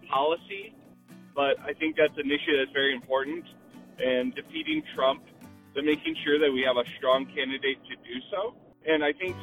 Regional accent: Iowa, United States; growing up in Iowa

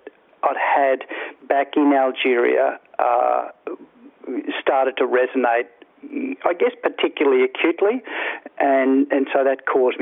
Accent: Toowoomba, Queensland, Australia; I grew up in Toowoomba in Queensland

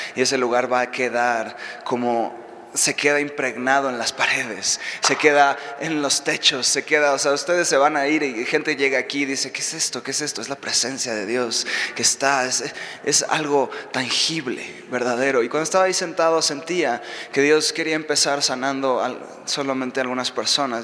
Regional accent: Mexico City, Mexico; moved away as an adult; also born or lived in Reading, United States; now in United States; yo soy de aquí de México. Eh, no soy de Estados Unidos, ahorita vivo allá

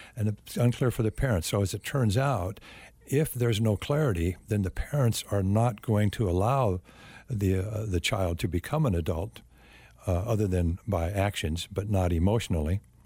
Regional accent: Phoenix, Arizona, United States; I grew up in the Phoenix area and was raised Catholic

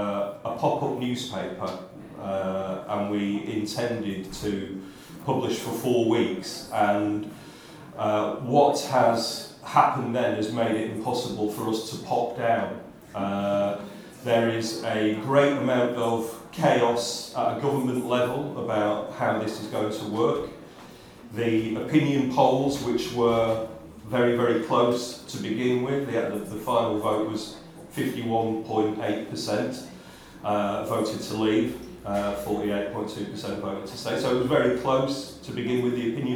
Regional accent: United Kingdom; as two British men

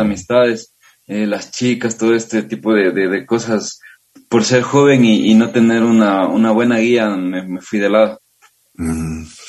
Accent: Riobamba, Chimborazo, Ecuador; yo soy de Riobamba, tengo 28 años.

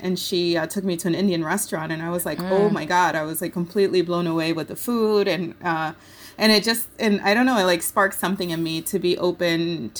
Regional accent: Puerto Rico; So we, as a family, you know, we grew up in Puerto Rico.

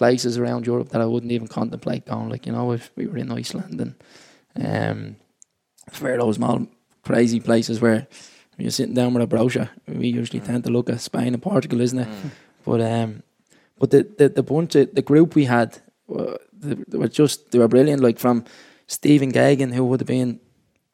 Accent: Dublin, Leinster, Ireland; I grew up in James Street Flats

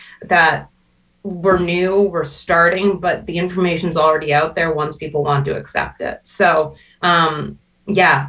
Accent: Canada

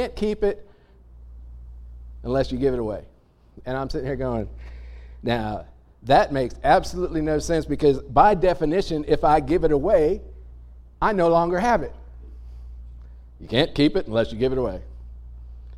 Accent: United States; being American, probably being human, but certainly being American

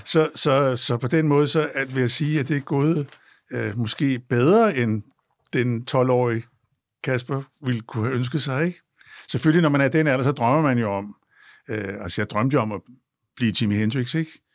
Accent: Copenhagen, Capital Region of Denmark, Denmark; vi er fra København

